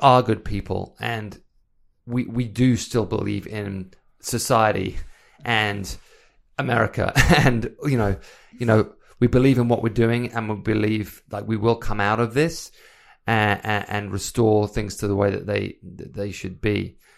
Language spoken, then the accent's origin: English; England, United Kingdom; moved away; obviously I came from England. I moved here because I wanted to build the life that I wanted to build.